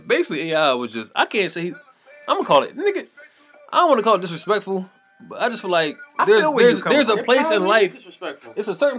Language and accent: English; Philadelphia, Pennsylvania, United States; I'm from West Philadelphia.